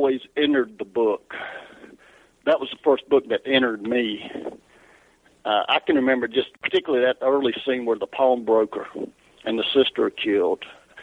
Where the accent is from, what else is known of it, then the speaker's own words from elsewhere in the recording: the South, United States; accent: Southern; because of my accent